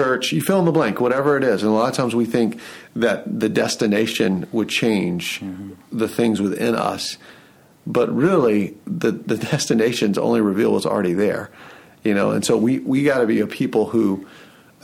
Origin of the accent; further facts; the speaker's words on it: Atlanta, Georgia, United States; also born or lived in Lehigh Valley, Pennsylvania; now in Allentown, United States; I'm from Atlanta and I love Atlanta